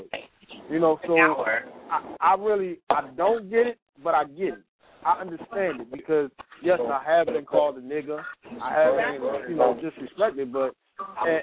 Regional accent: Baltimore, Maryland, United States; I'm from Baltimore, and I'm from Baltimore City, and we're predominantly black.

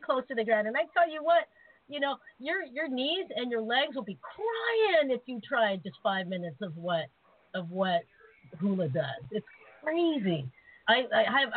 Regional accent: Seattle, Washington, United States; I was born and raised in Seattle.

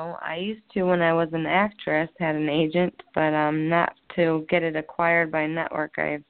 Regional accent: Lorain, Ohio, United States; also born or lived in Elyria, Ohio; my hometown, which is Lorain, Ohio

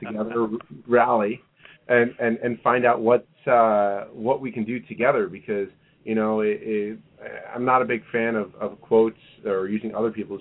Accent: New York, United States; moved away as an adult; now in Kansas City, United States; I'm originally from New York and and uh, transplanted here almost a decade ago

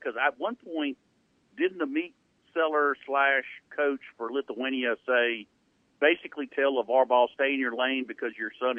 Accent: Monroe, Louisiana, United States; here come two little white guys from Monroe, Louisiana. We just, hey, we're from there.

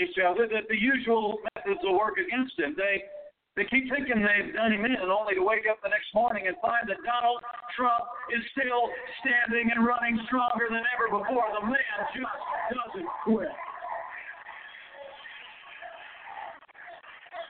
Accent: Indiana, United States; In my home state of Indiana

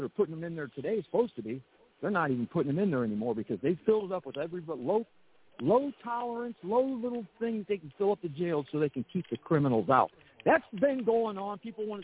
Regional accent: St. Louis, Missouri, United States; I'm from St. Louis, in that area out there

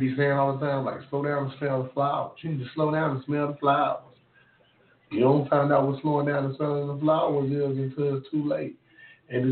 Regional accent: Memphis, Tennessee, United States; I'm from Memphis, Tennessee.

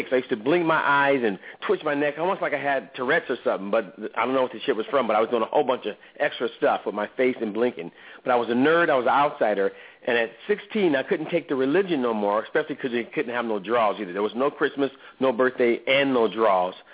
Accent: Oakland, California, United States; I grew up in Oakland, uh, and my stepfather uh, forced me to be in that religion that rhymes with Jehovah's Witnesses.

